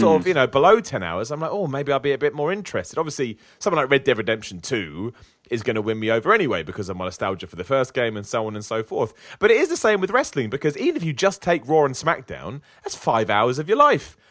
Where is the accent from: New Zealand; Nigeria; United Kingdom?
United Kingdom; I'm British